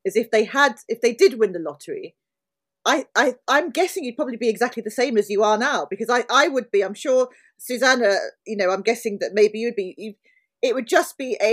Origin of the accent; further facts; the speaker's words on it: London, United Kingdom; moved away as an adult; I'm a Londoner. I'm from South London